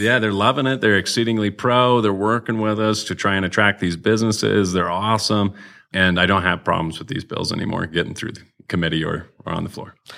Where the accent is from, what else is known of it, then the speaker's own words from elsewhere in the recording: Wyoming, United States; I was raised in Wyoming. This is, this is my home.